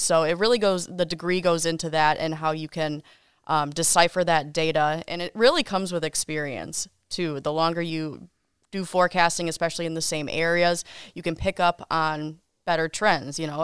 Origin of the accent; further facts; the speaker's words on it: Kenosha, Wisconsin, United States; also born or lived in Wausau, Wisconsin / Milwaukee, Wisconsin; I was born and raised in Kenosha